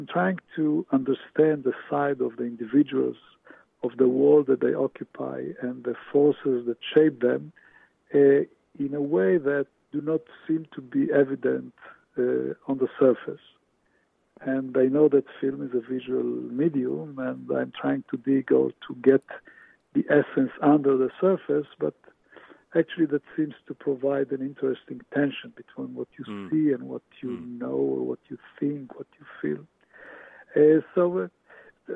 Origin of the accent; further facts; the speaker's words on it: Israel; moved away as an adult; also born or lived in Romania; now in New York, United States; I was born in Romania, arrived to Israel at the age of 9 in 1959.